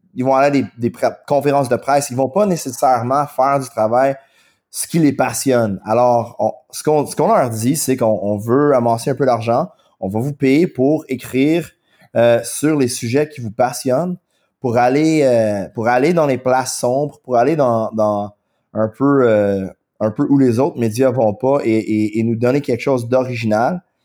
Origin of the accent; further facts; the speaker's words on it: Quebec, Canada; accent: anglophone; first language English; French is a second language; je suis anglophone, mon accent est assez fort, euh, mon français est relativement limité, mais mais j'essaie d'apprendre le français. J'adore le français. J'adore ça être québécois